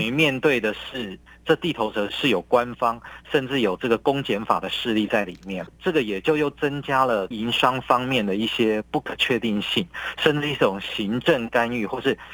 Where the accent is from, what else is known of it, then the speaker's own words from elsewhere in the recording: Taiwan; 我们台湾人